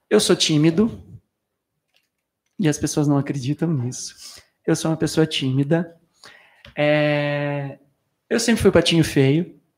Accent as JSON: {"language": "Portuguese", "town": "Batatais", "region": "São Paulo", "country": "Brazil", "said": "Eu sou de Batatais, ah. interior de São Paulo. Fiquei lá cinco dias com a minha mãe."}